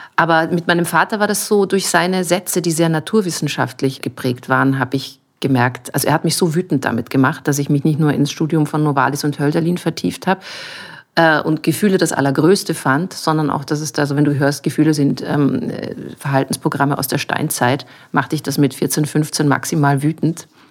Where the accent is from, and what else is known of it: Munich, Bavaria, Germany; born or raised there; now in Vienna, Austria